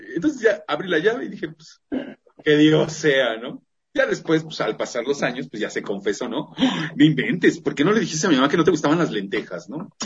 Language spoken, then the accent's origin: Spanish; Mexico; Como buenos mexicanos.